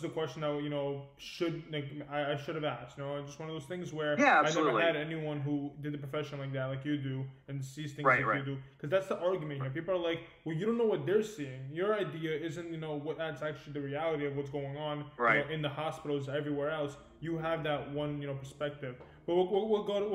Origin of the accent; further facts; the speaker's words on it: New York, United States; I'm from New York